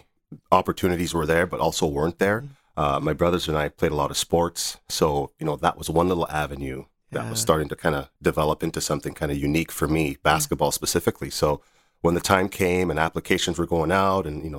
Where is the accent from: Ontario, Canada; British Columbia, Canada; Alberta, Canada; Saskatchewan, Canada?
Ontario, Canada; Northern; also born or lived in Nigeria; my siblings and I moved from Nigeria to Northern Ontario when I just turned 7